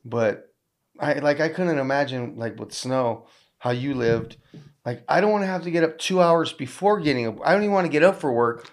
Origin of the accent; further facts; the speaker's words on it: Southern California, United States; I'm from Southern California